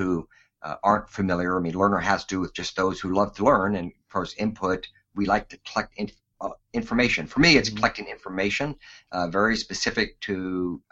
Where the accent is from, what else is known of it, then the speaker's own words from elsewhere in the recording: Alaska, United States; Born and raised in Alaska